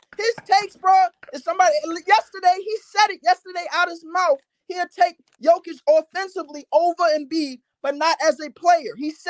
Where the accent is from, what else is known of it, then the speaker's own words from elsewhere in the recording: New York City, New York, United States; I'm from Brooklyn.